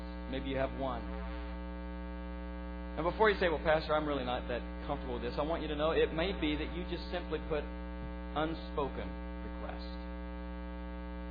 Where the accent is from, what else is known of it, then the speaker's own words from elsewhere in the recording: United States; I was born in America